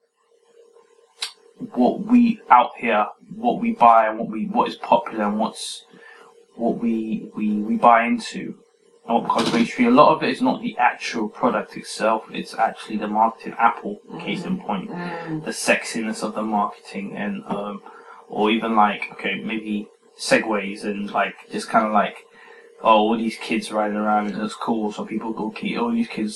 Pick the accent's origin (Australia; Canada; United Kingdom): United Kingdom; England